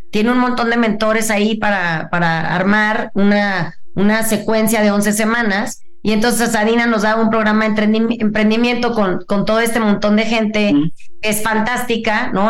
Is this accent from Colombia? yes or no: no; Mazatlán, Sinaloa, Mexico; yo que soy de Mazatlán, yo crecí con, con, mi mamá